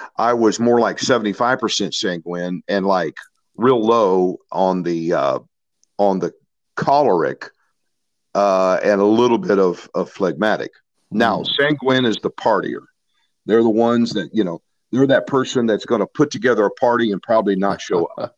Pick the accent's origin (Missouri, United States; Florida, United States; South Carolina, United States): Missouri, United States; St. Louis; I grew up in St. Louis, Missouri